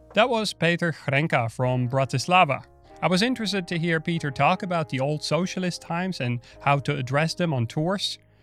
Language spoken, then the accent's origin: English; Netherlands; now in Berlin, Germany; I'm Dutch myself, so I'm not from Berlin